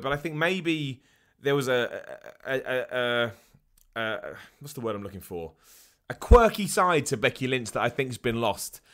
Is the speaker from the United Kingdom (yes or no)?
yes; United Kingdom; being a British person